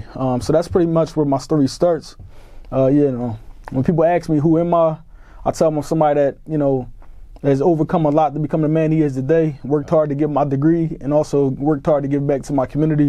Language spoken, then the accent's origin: English; Philadelphia, Pennsylvania, United States; Born and raised North Philadelphia, Abbotsford. I was born in Abbotsford section of North Philly, right off of Ridge Avenue, like Hunting Park.